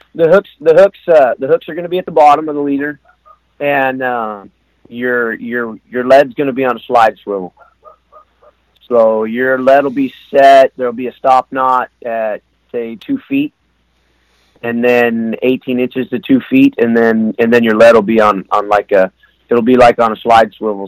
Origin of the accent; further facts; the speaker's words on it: Soldotna, Alaska, United States; I was born in uh, Soldotna, Alaska, which is down on the Kenai Peninsula. There, my uh, my dad and grandfather were they were in the oil industry